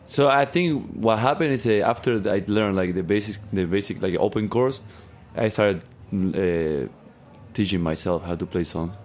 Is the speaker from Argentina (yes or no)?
yes; Argentina; English is a second language; now in United States; where I'm from in Argentina, it's pretty much like that. It's like I'm from like an hour away from the city.